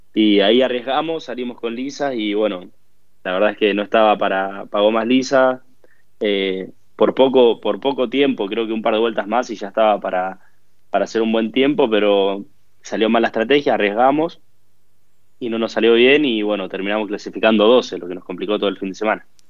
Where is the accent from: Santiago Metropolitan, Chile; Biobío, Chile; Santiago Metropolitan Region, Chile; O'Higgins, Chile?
Biobío, Chile; Concepción; also born or lived in Bahía Blanca, Argentina; Mi familia se vino a vivir acá cuando yo tenía 7, 8 años. Eh, y, nada, yo después desarrollé gran parte de mi vida acá